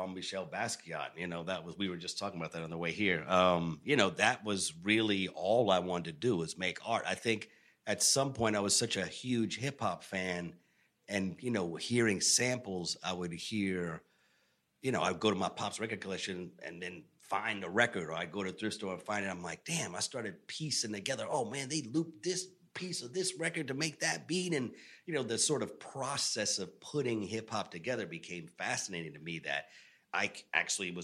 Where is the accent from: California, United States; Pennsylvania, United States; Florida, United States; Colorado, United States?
Florida, United States; Tampa; also born or lived in Bronx, New York / New York City; now in Los Angeles, United States; I grew up in Tampa, Florida, pretty much.